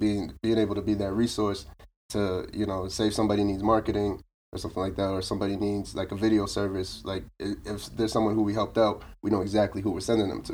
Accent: Boston, Massachusetts, United States; also born or lived in Brockton, Massachusetts; originally from Roxbury

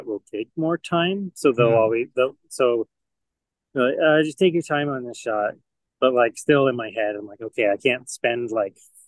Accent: Canada; moved away as an adult; now in United States; I'm Canadian

